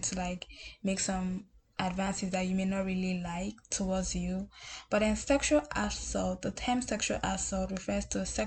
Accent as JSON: {"language": "English", "country": "Nigeria", "said": "Nigeria, my home country"}